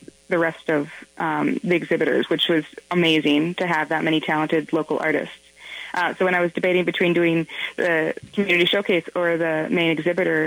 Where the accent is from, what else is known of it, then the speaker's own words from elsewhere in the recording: Minnesota, United States; moved away as an adult; also born or lived in Washington, D.C.; I am from Minnesota, and I moved away. I was in Washington, D.C. for about 8 years